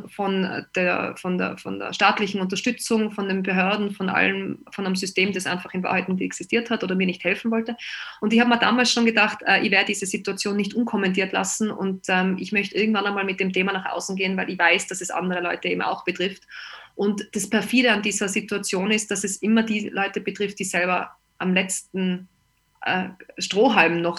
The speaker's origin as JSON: {"language": "German", "country": "Austria", "said": "Ich bin aus Österreich und äh, bei uns gab es dann natürlich auch den Lockdown"}